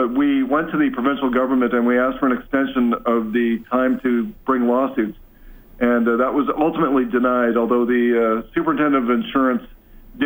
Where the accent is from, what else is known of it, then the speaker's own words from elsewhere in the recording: Fort McMurray, Alberta, Canada; I was from Fort McMurray